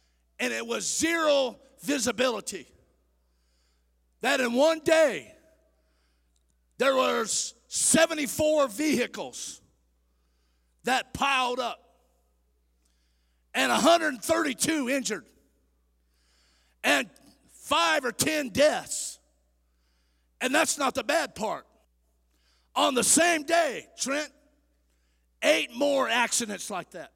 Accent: San Joaquin Valley, California, United States; I grew up in San Joaquin Valley.

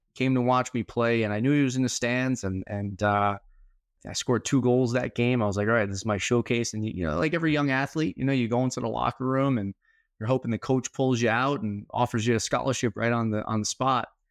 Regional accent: New York City, New York, United States; Born and raised in New York City

